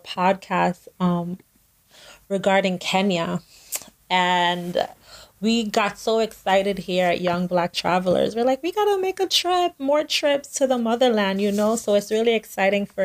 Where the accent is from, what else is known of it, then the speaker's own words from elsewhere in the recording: New York, United States; I'm from New York